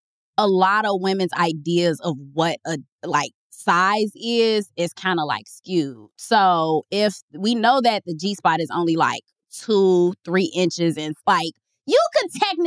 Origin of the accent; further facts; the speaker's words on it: Chicago, Illinois, United States; I'm from Chicago.